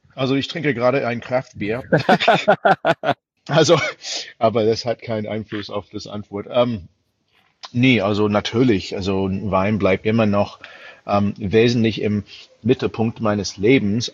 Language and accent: German; United States; German is a second language; moved away as an adult; also born or lived in London; now in Germany; als Amerikaner